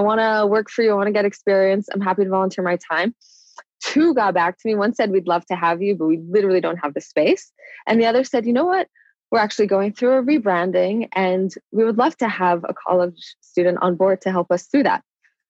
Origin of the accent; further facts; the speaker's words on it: New York, United States; also born or lived in London / Maryland; I grew up in London, Maryland, and New York. And growing up in New York, you start growing up really fast.